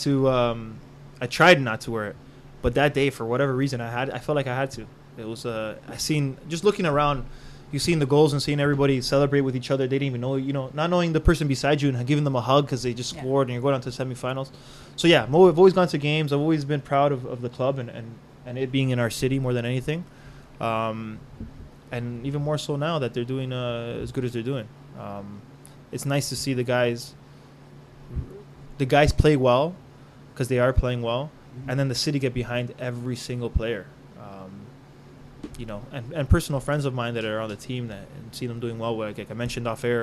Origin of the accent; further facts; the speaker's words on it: Canada; also born or lived in Colombia; I'm Canadian